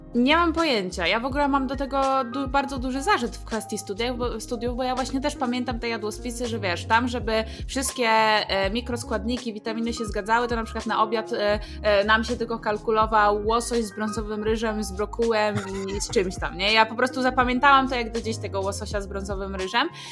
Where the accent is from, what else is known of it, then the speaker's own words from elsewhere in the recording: Hrubieszów, Lublin Voivodeship, Poland; pochodzimy z Churbieszowa